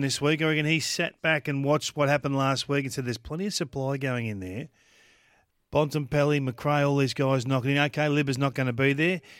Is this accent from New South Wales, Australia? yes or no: no; Kilmore, Victoria, Australia; I grew up in Kilmore, just out of Kilmore, and that was the Trots mecca